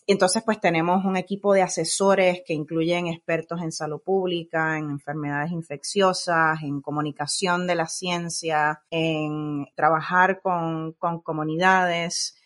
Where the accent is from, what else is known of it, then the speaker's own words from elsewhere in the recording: Puerto Rico; now in California, United States; soy nacida y criada en Puerto Rico